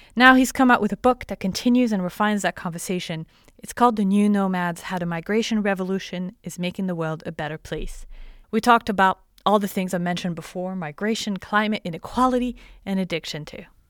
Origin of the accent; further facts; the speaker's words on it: France; moved away; growing up in France then